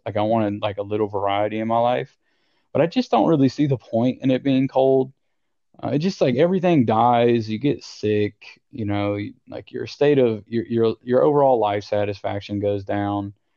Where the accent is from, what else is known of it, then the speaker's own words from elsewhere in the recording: Tennessee, United States; moved away as an adult; also born or lived in Indiana / Colorado / Princeton, New Jersey; my house that I grew up in in Tennessee